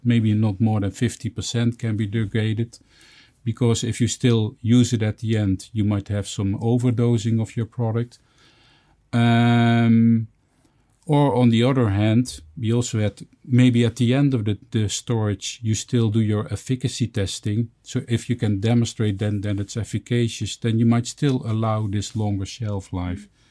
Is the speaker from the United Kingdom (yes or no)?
no; Netherlands; in my home country in the Netherlands where I live.